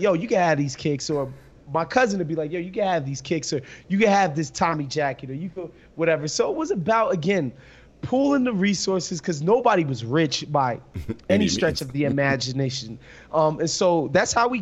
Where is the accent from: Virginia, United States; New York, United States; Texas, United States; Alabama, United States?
New York, United States; New York City; growing up in New York, in Brooklyn and Queens specifically